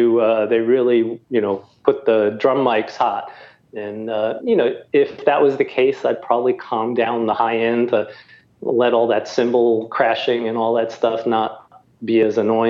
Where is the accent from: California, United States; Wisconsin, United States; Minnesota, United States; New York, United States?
New York, United States; New York City; I grew up in New York City